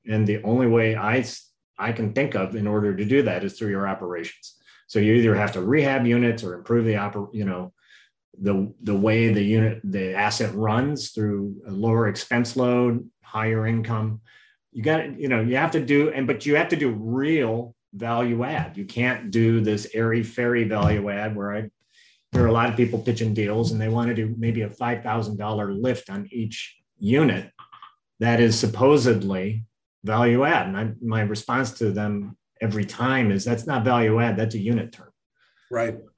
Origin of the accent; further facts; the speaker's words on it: Midwest, United States; now in Puget Sound, United States; I'm from the Midwest.